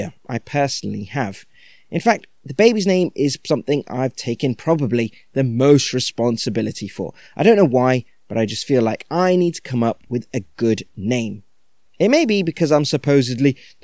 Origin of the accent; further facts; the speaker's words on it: United Kingdom; we're British Indians